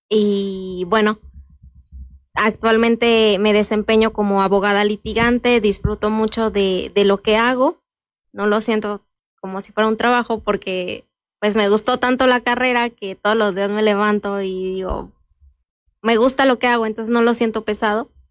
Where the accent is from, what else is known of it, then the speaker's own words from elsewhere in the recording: Santa Clara, Michoacán, Mexico; yo eh, soy originaria de Santa Clara, ahí eh, crecí y he vivido pues todos estos años